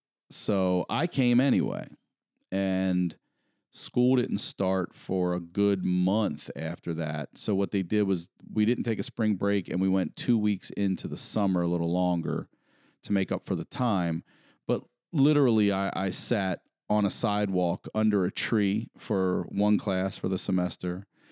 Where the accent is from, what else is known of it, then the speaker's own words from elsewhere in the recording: Maryland, United States; Yeah, I'm coming from Maryland.